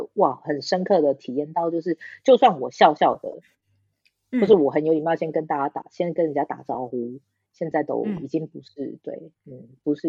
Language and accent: Chinese; Taiwan; now in France; 我不是中国人，我是台湾人。